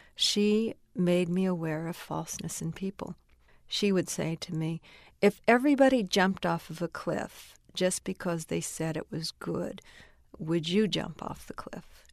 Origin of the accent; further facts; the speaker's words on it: United States; I'm Chinese. I'm still American.